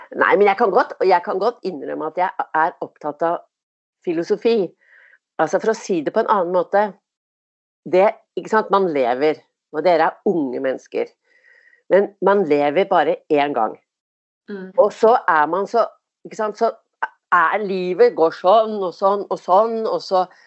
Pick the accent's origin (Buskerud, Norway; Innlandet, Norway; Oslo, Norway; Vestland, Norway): Oslo, Norway; jeg vokste opp på Tåsen